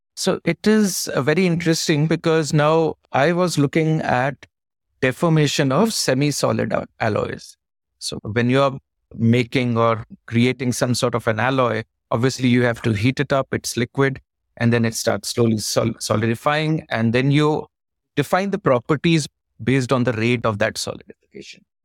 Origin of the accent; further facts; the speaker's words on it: Pauri, Uttarakhand, India; I was born in the mountains. I'm from Uttarakhand. It was a town called Pauri Garhwal. Beautiful place, surrounded by jungle. So we grew up in with a lot of outdoors.